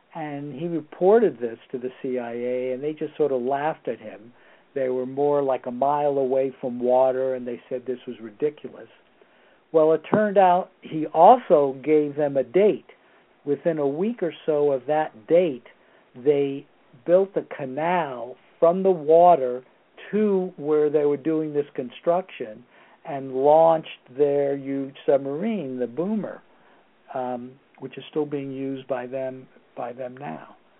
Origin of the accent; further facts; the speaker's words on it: Torrance, California, United States; also born or lived in New York City, New York, United States; I was born in New York City, but I came to California when I was nine. So I consider myself to be a uh, uh, California, um, almost California resident, but not quite.